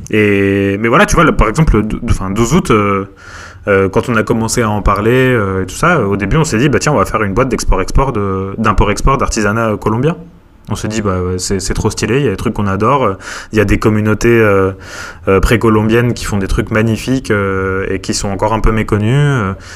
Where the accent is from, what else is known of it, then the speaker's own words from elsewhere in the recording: Montpellier, Occitania, France; moved away as an adult; also born or lived in Paris; now in Montpellier, France; je suis originaire de Montpellier